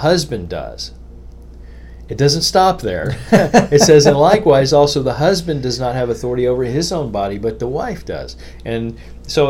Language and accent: English; United States; As an American